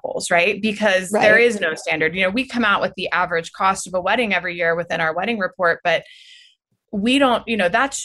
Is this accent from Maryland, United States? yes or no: yes; Easton, Maryland, United States; also born or lived in St. Michaels, Maryland; I grew up in St. Michael's and Easton